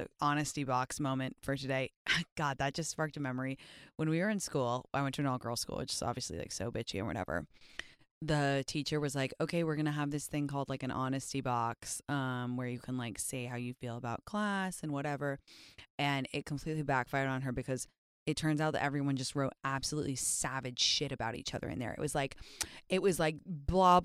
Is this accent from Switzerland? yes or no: no; London, United Kingdom; moved away; I grew up in London in the 2000s